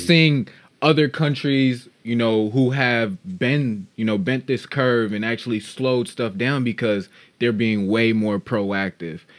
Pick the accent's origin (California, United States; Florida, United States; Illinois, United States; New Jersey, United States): Illinois, United States; Chicago; from the Chicagoland area, born and raised